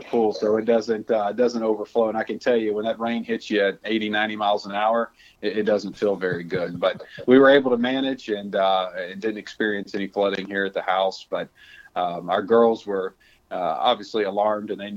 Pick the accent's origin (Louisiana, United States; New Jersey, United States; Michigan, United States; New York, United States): Louisiana, United States; South; moved away; I'm from South Louisiana originally, and most of my family lives in the southern parts of that state